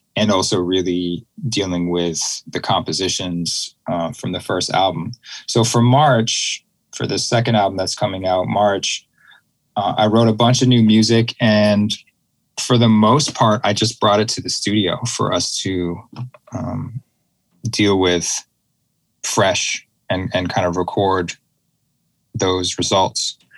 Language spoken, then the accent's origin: English; Boston, Massachusetts, United States; I grew up in the Boston area